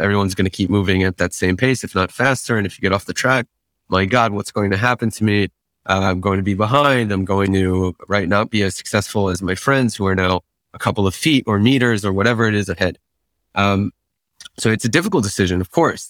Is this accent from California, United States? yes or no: no; Great Neck, New York, United States; moved away as an adult; also born or lived in Israel; I grew up in Great Neck, New York